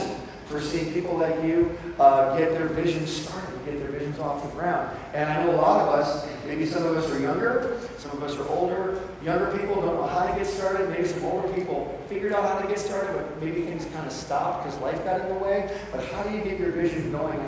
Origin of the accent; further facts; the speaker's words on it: Michigan, United States; moved away as an adult; I'm from Michigan, and I grew up in a magical era known as the 1970s.